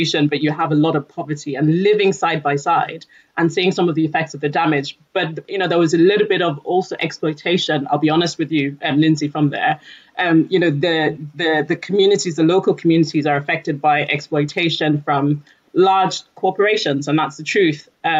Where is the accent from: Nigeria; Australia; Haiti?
Nigeria; also born or lived in United Kingdom; So I'm originally from Nigeria. I've lived approximately half of my life in the UK, half of my life in Nigeria